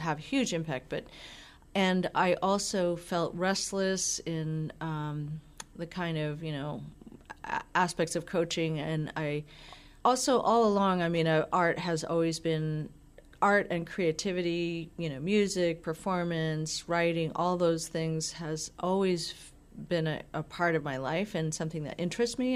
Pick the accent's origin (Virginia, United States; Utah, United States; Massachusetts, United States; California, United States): Massachusetts, United States; Falmouth; I grew up in Cape Cod. Okay, so Falmouth